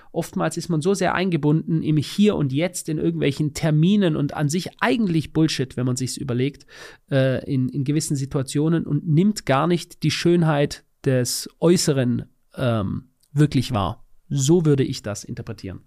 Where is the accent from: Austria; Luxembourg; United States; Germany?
Germany; bei uns in Deutschland